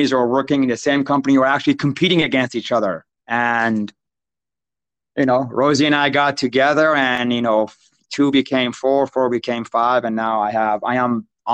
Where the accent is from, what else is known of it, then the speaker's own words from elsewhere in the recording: Iran; now in United States; I grew up in Iran, like in the city of Iran, during the 80s, Iraq, Iran war.